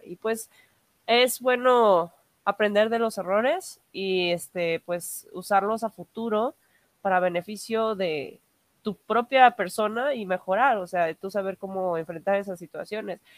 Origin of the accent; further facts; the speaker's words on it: Mexico; soy cosplayer de México